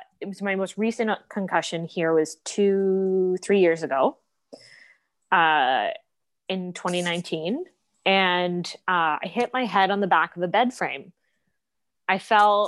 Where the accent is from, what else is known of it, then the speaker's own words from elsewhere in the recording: East Coast, Atlantic Canada, Canada; moved away as an adult; now in Toronto, Canada; I'm from the East Coast. I moved to Toronto in 2009 after an undergrad degree out there to study at Humber College.